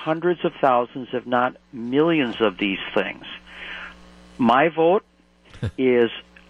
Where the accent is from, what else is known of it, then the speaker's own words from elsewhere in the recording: Shawano, Wisconsin, United States; now in Grafton, United States; I'm a couple of years older than you are, and I grew up in Shawano on the Wolf River.